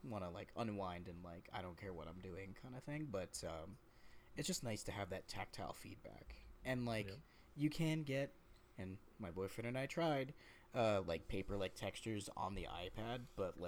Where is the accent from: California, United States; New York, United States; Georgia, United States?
Georgia, United States; moved away as an adult; also born or lived in Puerto Rico / Florida; now in Canada; Georgia, which is what I consider where I grew up. Where I grew up in Georgia.